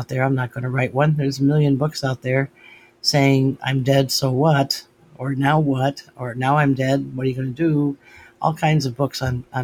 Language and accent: English; United States; they became Americans. And that's what I am. I'm an American